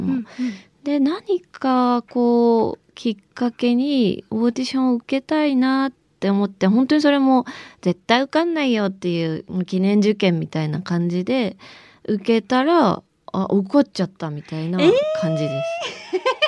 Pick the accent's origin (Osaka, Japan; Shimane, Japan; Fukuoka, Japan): Osaka, Japan; 私は大阪出身なので